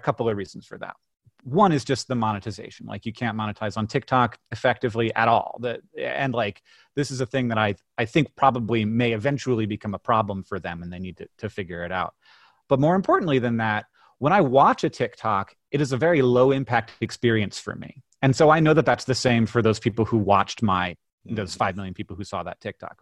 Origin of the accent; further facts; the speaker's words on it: Orlando, Florida, United States; also born or lived in Birmingham, Alabama; I was born in Birmingham, and then I grew up in Orlando, Florida.